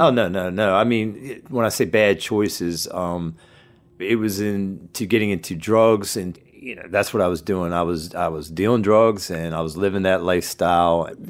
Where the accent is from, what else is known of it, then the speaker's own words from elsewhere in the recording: Churchville, Maryland, United States; I grew up in a small town called Churchville's. It's in Harford County, in between two bigger towns that folk would know, Bel Air and Aberdeen